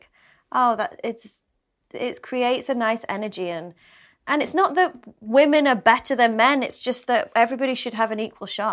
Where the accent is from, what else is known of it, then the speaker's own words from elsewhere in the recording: England, United Kingdom; being British